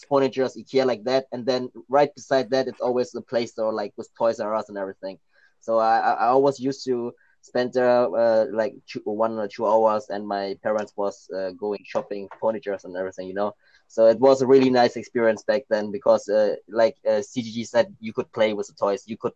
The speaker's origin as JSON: {"language": "English", "country": "Germany", "tie": "born or raised there", "also_born_or_lived": "Thailand", "second_language": "English", "said": "when I came to Germany because I was born in Thailand but I came to Germany when I was like 10 years old and it was back in 2000"}